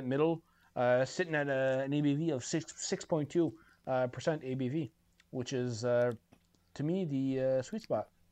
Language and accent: English; Bathurst, New Brunswick, Canada; growing up in Bathurst